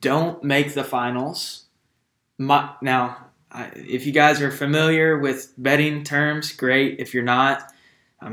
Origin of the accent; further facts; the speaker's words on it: Wichita, Kansas, United States; we're from Wichita